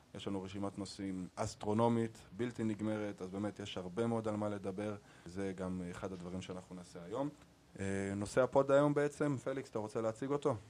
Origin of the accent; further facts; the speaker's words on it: Arad, Southern District, Israel; also born or lived in Germany; נולדתי בגרמניה, לאימא גרמניה ואבא ישראלי. אימא שלי עלתה לארץ כשהייתי מאוד צעיר. בארץ גדלתי בערד